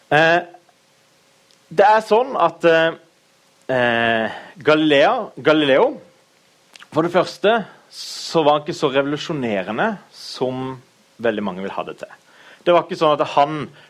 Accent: Kristiansand, Agder, Norway; Jeg er fra Kristiansand, født og oppvokst.

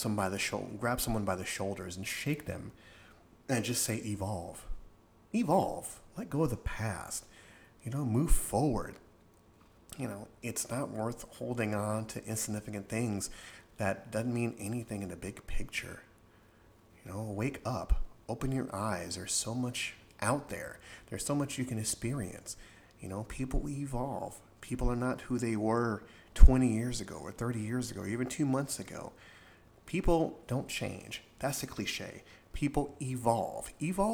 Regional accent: Florida, United States; I grew up in Florida, in a certain particular part of Florida

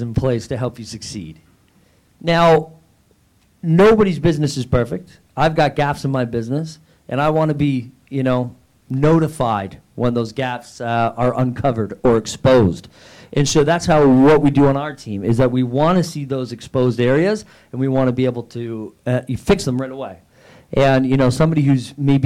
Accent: Niagara, Ontario, Canada; I'm from Canada

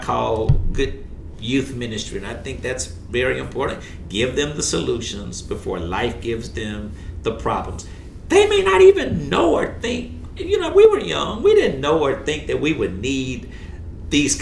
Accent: Shreveport, Louisiana, United States; Born and raised right here

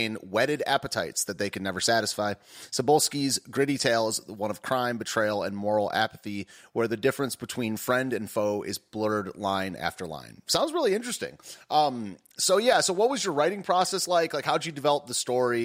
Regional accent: United States; I'm an American

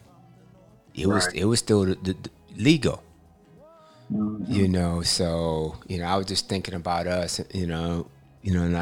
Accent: Michigan, United States; growing up in Michigan, you know, you have some cold days

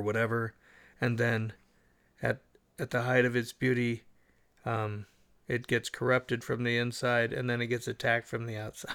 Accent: United States; I'm an American.

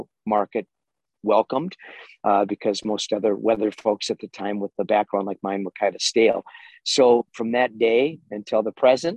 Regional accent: Minneapolis, Minnesota, United States; wound up in Minneapolis at age 21. At the time, I was the youngest weather anchor ever in America in a major market, top 15 market

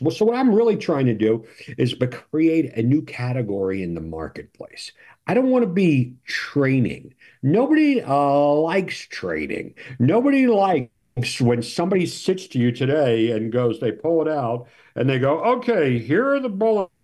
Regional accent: New York, United States; I'm from New York

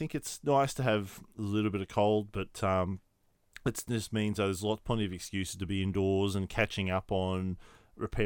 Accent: Brisbane, Queensland, Australia; moved away; growing up in Brisbane was a thing

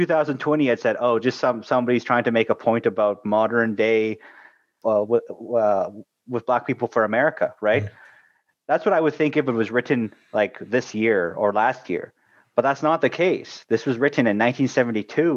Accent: Canada

